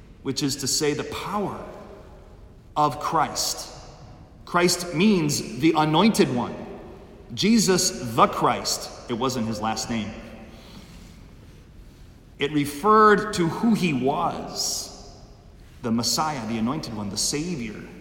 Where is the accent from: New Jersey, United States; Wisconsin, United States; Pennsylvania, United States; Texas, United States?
Wisconsin, United States; Milwaukee; I grew up in Milwaukee, Wisconsin